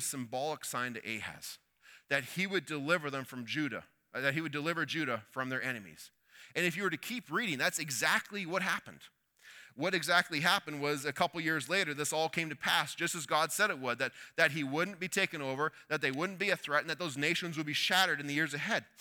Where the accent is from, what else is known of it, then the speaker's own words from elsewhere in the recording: Canada; we're Canadian